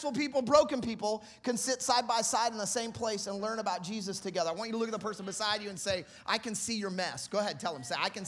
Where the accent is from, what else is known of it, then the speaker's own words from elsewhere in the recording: Kansas City, United States; now in Massachusetts, United States; I'm originally from Kansas City